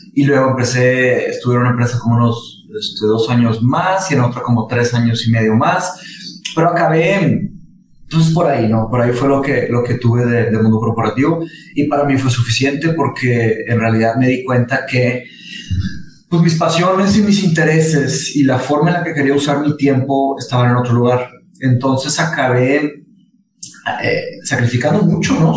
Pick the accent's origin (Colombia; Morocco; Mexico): Mexico; Monterrey, Nuevo León; also born or lived in Brazil; yo nací en Brasil, me vine a México cuando tenía cinco años, cuando mis papás se se divorciaron, nada más, se casó otra vez con un brasileño eh, que su trabajo nos trajo a Monterrey